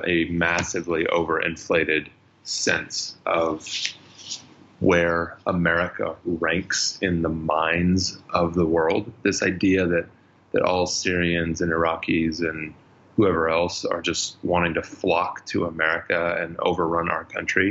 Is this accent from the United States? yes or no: yes; United States; moved away as an adult; also born or lived in California / Colorado / Austin, Texas / Middle East; I grew up first part of my life in Colorado, grew up the second part of my life in Austin, Texas